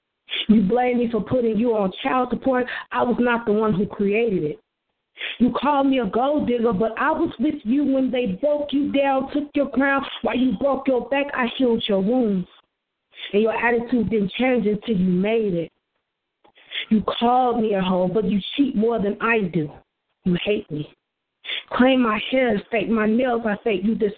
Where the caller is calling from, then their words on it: Chicago, Illinois, United States; I am calling from Chicago, Illinois